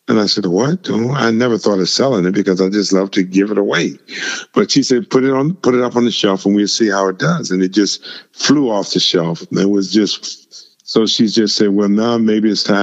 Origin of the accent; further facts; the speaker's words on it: Virginia, United States; when I was growing up in Virginia